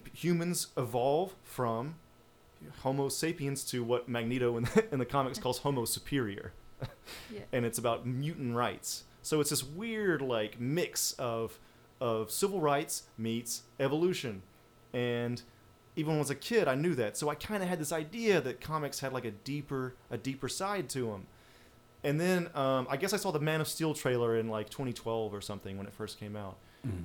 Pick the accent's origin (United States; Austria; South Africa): United States; the South; I'm from the South